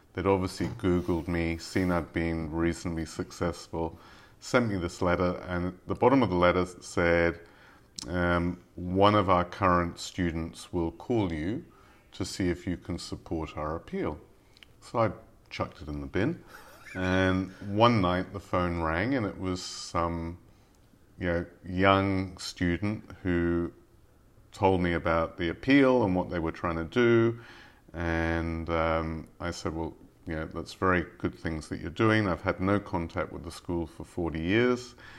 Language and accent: English; England, United Kingdom; moved away; I grew up in England